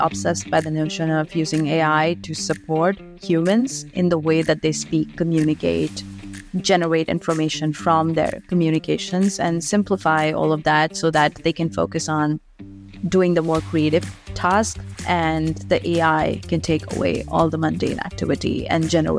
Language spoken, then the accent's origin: English; India; I'm from India, born and brought up there. My dad was in the armed forces, so traveled all across the country.